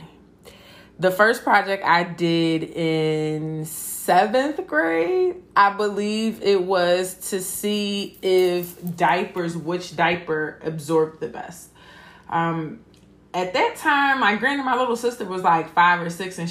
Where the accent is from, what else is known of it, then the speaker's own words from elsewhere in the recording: Philadelphia, Pennsylvania, United States; I'm from Philadelphia. I went to public school from kindergarten to eighth grade